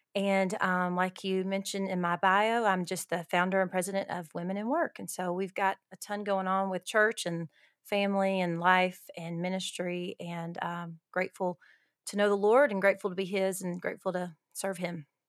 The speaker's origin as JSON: {"language": "English", "region": "Alabama", "country": "United States", "tie": "born or raised there", "also_born_or_lived": "Costa Rica", "moved": "as an adult", "lives_now": "El Paso, United States", "said": "I am from Alabama, g, uh, born and raised in Alabama, lived in the South my whole life until now"}